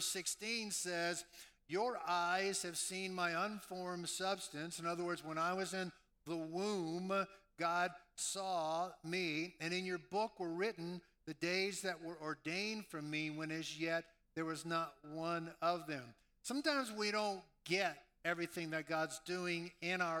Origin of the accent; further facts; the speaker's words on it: New Orleans, Louisiana, United States; moved away; I was raised in New Orleans, Louisiana